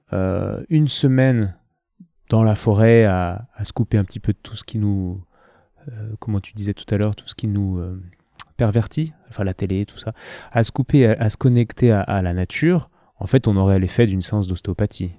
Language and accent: French; Lyon, Auvergne-Rhône-Alpes, France; je viens de Lyon